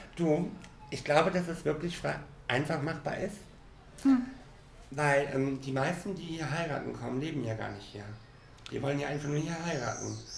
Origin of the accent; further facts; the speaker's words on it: Cologne, North Rhine-Westphalia, Germany; now in Mallorca, Spain; Ich ähm, bin ja aus Köln